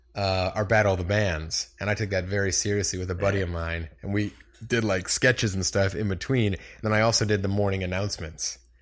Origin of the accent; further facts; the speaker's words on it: Munster, Indiana, United States; From Munster, Indiana.